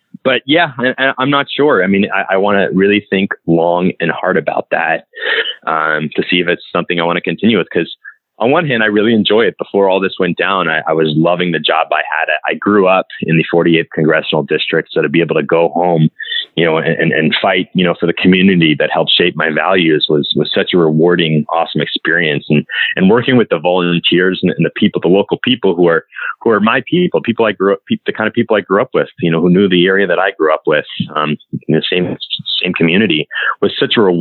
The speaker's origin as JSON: {"language": "English", "region": "Southern California", "country": "United States", "tie": "born or raised there", "said": "I grew up in Southern California"}